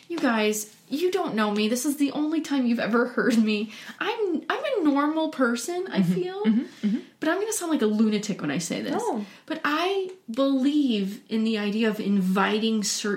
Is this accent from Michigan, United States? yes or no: no; St. Louis, Missouri, United States; moved away; I'm from St. Louis originally